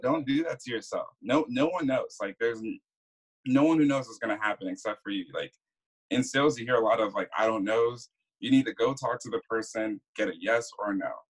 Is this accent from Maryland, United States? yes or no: yes; Maryland, United States; also born or lived in Virgin Islands; Uh, so I was born in the Virgin Islands. Uh, lived there until I was about like nine or ten. Uh, lived in Maryland. Went to Maryland for about most of my life.